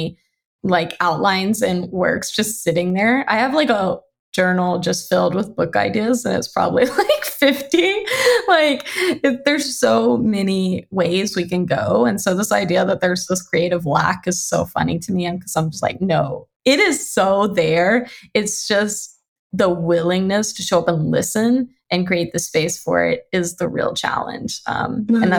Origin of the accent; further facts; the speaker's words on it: Louisiana, United States; moved away as an adult; now in Pacific Northwest, United States; I'm from Louisiana because I feel like it's really foundational to who I am. I am a Southern girl at heart, even though I've lived out in the Pacific Northwest for over a decade.